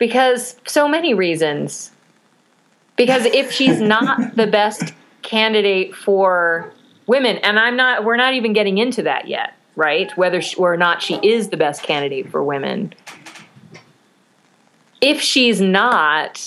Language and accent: English; Chicago, Illinois, United States; as a Chicagoan